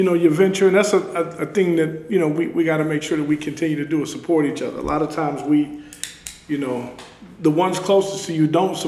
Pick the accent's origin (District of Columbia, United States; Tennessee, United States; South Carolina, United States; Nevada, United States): Nevada, United States; Las Vegas; I'm from Vegas